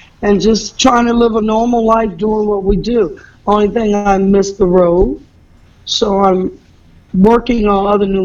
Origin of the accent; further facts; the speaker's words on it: Detroit, Michigan, United States; moved away; also born or lived in Los Angeles; I'm from Detroit, Michigan. I was born and raised in Detroit.